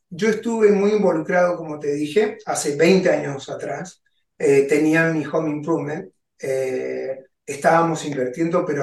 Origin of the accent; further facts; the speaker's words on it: Argentina; moved away as an adult; also born or lived in Maryland; now in United States; Yo vengo de Argentina, hace 23 años que estoy en el país